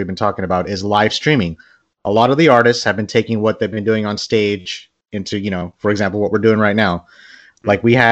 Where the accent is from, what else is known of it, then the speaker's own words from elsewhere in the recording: Bangladesh; I'm from Bangladesh